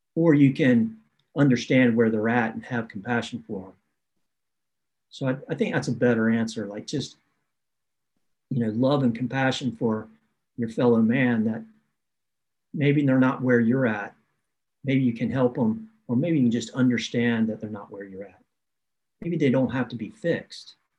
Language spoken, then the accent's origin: English; the South, United States; I grew up in the South where you where you uh, are taught yes ma'am, no ma'am